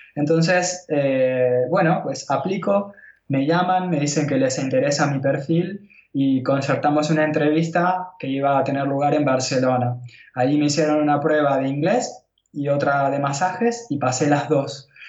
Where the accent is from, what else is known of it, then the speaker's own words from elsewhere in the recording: Buenos Aires, Argentina; moved away as an adult; also born or lived in India; now in Catalonia, Spain; podría haber vuelto a, Buenos Aires, pero yo sabía que el último lugar donde yo quería estar era donde yo nací